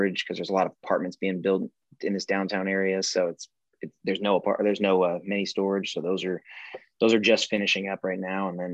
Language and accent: English; Evansville, Indiana, United States; now in Nashville, United States; I'm from Evansville, Indiana